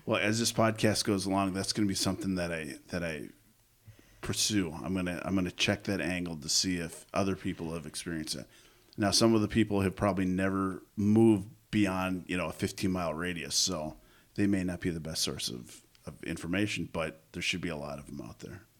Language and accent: English; Coon Rapids, Minnesota, United States; I grew up in Coon Rapids